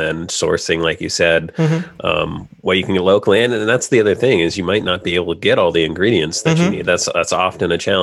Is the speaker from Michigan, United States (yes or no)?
no; California, United States; I grew up in California